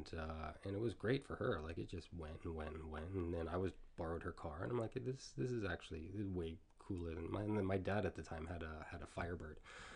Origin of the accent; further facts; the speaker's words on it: Toronto, Ontario, Canada; moved away as an adult; also born or lived in Asia; I grew up in Etobicoke. Like we have a house like right on the lake near where Humber College is now.